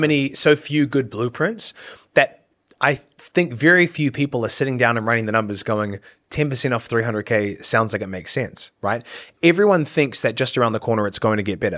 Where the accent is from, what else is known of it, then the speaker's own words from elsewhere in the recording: New Zealand; moved away as an adult; when I was growing up in New Zealand